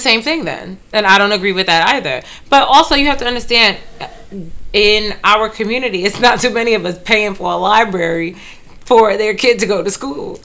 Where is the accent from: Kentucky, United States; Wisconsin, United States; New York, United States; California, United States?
New York, United States; New York City; I grew up in Brooklyn